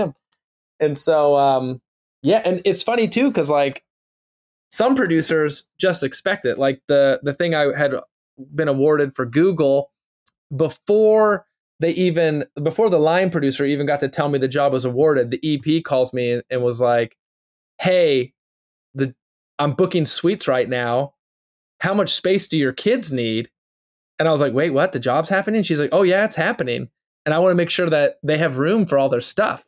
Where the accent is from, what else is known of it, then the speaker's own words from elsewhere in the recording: Youngstown, Ohio, United States; now in Los Angeles, United States; I'm from Youngstown, Ohio.